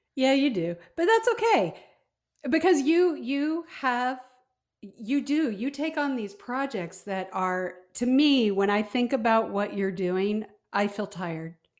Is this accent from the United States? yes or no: yes; Midwest, United States; I'm from the Midwest